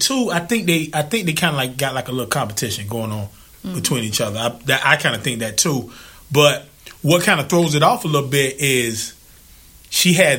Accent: Zebulon, North Carolina, United States; I was born in North Carolina.

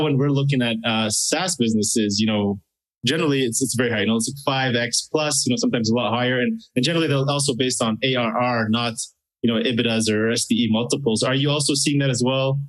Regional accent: Canada; I'm from Canada

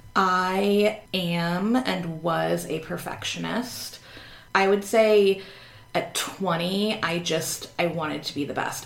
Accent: Northern Virginia, United States; I went to college in Southern Virginia and very much like Nova, as we call it up here

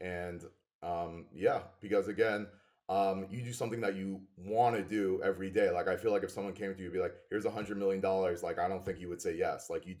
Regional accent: New York, United States; I'm from New York.

